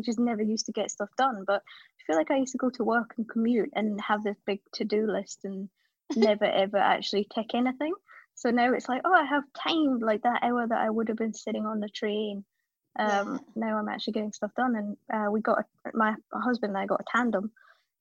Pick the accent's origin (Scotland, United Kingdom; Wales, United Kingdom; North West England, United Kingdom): Scotland, United Kingdom; accent: Scottish; moved away as an adult; also born or lived in Cape Town, South Africa; now in London, United Kingdom; So my accent suggests Scotland, which is true for the most part, but I was actually born in South Africa, so spent the first sort of 5 years of life in Cape Town, and then moved to Scotland when I was 5, because my parents were from Scotland. And then grew up there, school and university and stuff